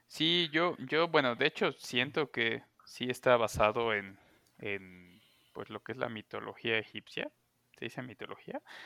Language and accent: Spanish; Xalapa, Veracruz, Mexico; Soy de Jalapa, como el Chavis